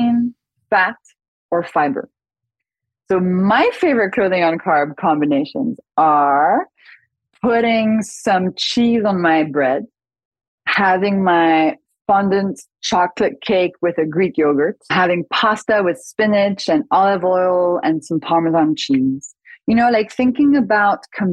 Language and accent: English; France; I grew up in France